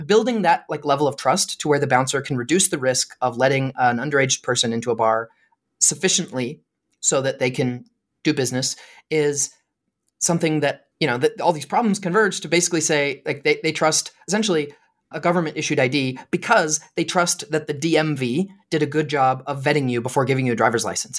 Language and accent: English; Lewiston, Idaho, United States; moved away as an adult; now in Utah, United States; I grew up in Lewiston, Idaho, which is a town in northern Idaho